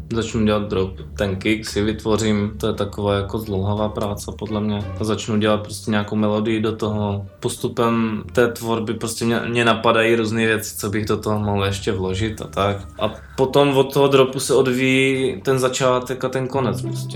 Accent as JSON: {"language": "Czech", "town": "Brno", "region": "South Moravian Region", "country": "Czechia", "said": "u nás v Brně, tam uh, v té naší městské části"}